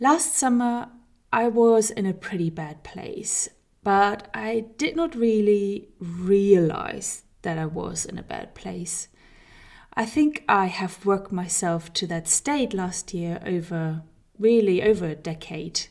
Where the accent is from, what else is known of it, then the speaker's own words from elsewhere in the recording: Germany; moved away; We are currently living in Germany, which is my home country, but I have lived for many, many years in other countries, four exactly.